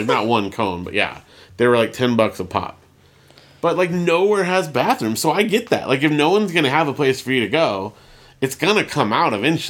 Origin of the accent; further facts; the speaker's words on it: California, United States; born there; I was born in Southern California